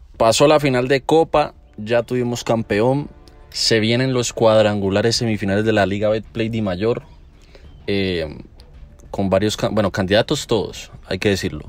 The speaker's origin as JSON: {"language": "Spanish", "region": "Valle del Cauca", "country": "Colombia", "said": "Somos del Valle del Cauca"}